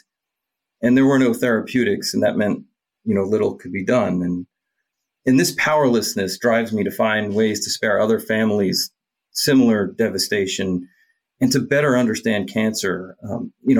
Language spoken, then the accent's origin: English; just outside of Philadelphia, New Jersey, United States; I grew up in New Jersey, just outside of Philadelphia.